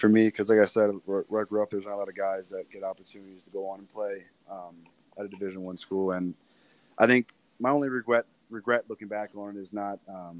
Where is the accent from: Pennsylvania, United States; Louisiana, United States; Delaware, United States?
Pennsylvania, United States; Lebanon; My parents both grew up there, so my family's always been around there. And it's a big basketball town.